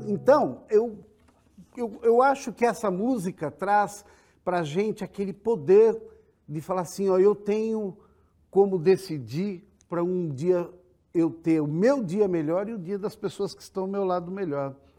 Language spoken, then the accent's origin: Portuguese; São Carlos, São Paulo, Brazil; lá em São Carlos, eu sou de São Carlos, eu escolhi engenharia